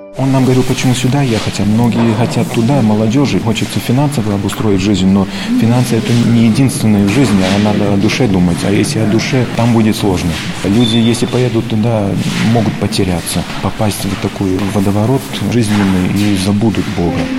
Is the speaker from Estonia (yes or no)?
no; New York, United States; now in Russia; мы родились в Нью-Йорке от родителей, которые были беженцы из России